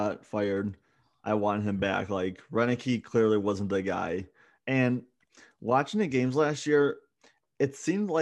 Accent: Buffalo, New York, United States; I was born and raised here in Buffalo

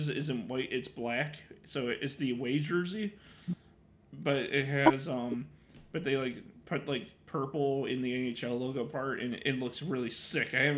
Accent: Chicago, Illinois, United States; I'm from Chicago

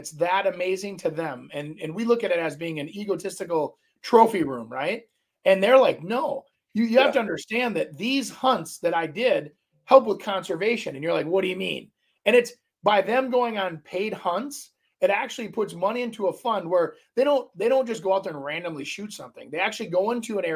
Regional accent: Minneapolis, Minnesota, United States; also born or lived in Brooklyn Park, Minnesota; I grew up in Brooklyn Park and kind of North Minneapolis

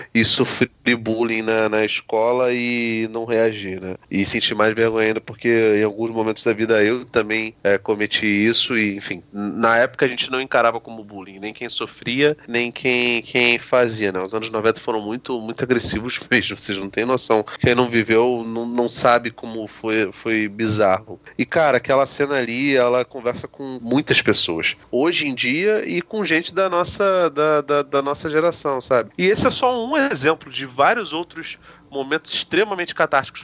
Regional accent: Brazil; eu sou brasileiro pra cacete

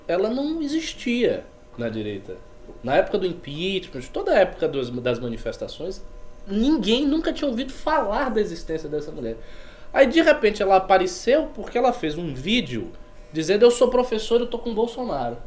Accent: Bahia, Brazil; eu sou baiano

